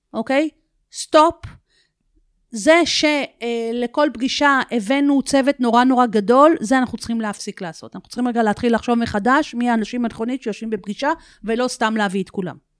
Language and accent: Hebrew; Israel; אנחנו ישראלים